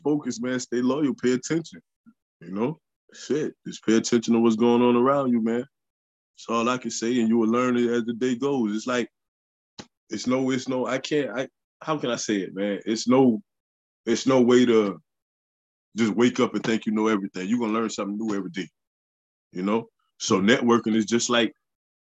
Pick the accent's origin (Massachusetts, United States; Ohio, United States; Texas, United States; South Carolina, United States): South Carolina, United States; Sumter; Where I'm from, Sumter, South Carolina